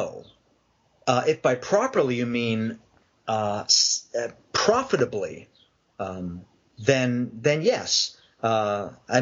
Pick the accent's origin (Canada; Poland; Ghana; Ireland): Canada; now in Long Island, United States; Raised Canadian